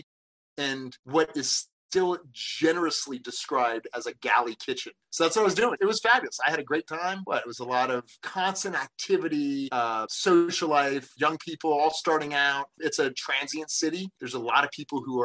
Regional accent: North Carolina, United States; moved away as an adult; also born or lived in Northern New Jersey / New York; We moved to North Carolina when I was 7

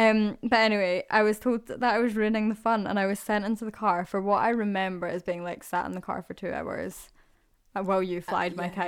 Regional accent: Scotland, United Kingdom; I wonder how much of it is just because we're from Scotland and we love it, so it's lovely to see places and feel like this is where we're from.

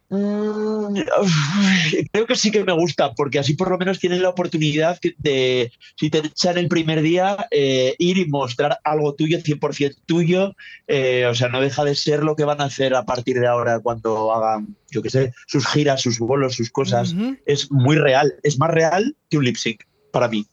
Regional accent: northern Spain, Spain; yo soy del norte de España y en el norte somos así como más, más fríos.

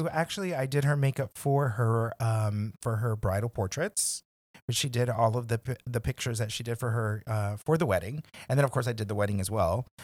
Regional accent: McAllen, Texas, United States; moved away; also born or lived in San Antonio / New York; I'm from McAllen, Texas

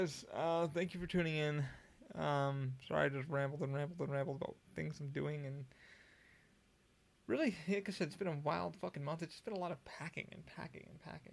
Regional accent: Albany, New York, United States; also born or lived in Schenectady, New York / Scotia, New York; now in Florida, United States; I grew up in Albany, and I lived in Schenectady, and I lived in Scotia, New York, and upstate New York.

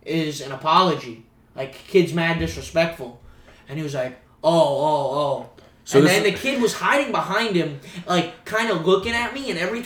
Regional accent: Broward County, South Florida, United States; moved away as an adult; now in Jacksonville, United States; I grew up back home in South Florida

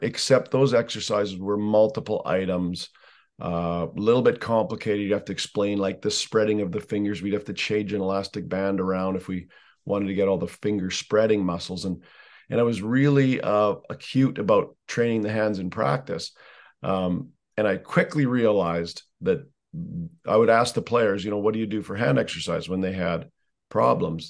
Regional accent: Canada; I'm Canadian

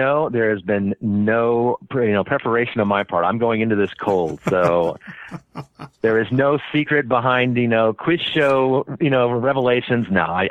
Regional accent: Wichita, Kansas, United States; Richard from Kansas City doesn't flow.

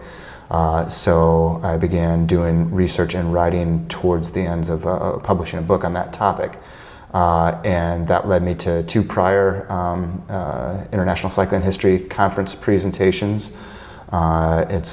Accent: Illinois, United States; near my hometown

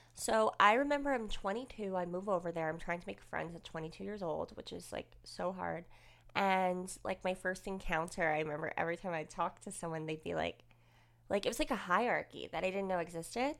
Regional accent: Woodbridge, New Jersey, United States; moved away as an adult; also born or lived in Manalapan, New Jersey; I grew up in Woolbridge

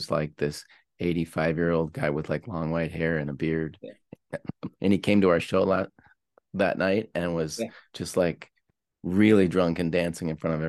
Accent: Pittsburgh, Pennsylvania, United States; but I'm from Pittsburgh, and some of the parts of Belgium are like hearty, like they kind of remind me of back home.

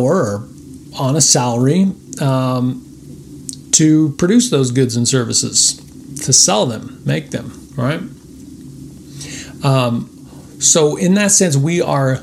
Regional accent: United States; as American citizens

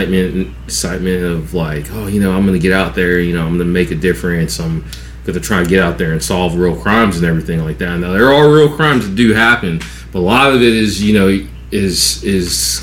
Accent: West Coast, United States; also born or lived in Atlanta, Georgia; now in South Georgia, United States; I'm not from Georgia at all. Like, I'm from the West Coast

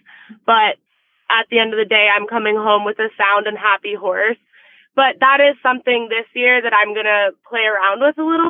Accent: Naples, Florida, United States; I grew up in Naples, Florida with my mom with her equestrian program

